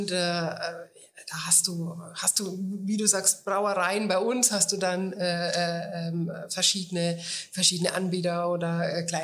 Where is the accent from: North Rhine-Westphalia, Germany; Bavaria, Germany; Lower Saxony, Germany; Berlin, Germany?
Bavaria, Germany; als Franke muss man natürlich Bier sprechen.